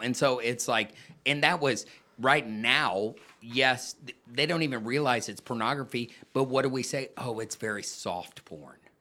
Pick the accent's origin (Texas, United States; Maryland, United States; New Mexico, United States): Texas, United States; San Antonio; moved away as an adult; also born or lived in Colorado Springs; I grew up in San Antonio, um, where I graduated